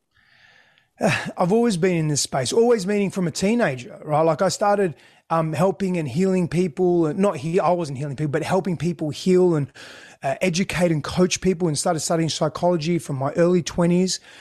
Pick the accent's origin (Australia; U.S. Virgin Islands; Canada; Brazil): Australia; first language Greek; English is a second language; also born or lived in Greece; My first language was Greek. I couldn't speak English when we came back to Australia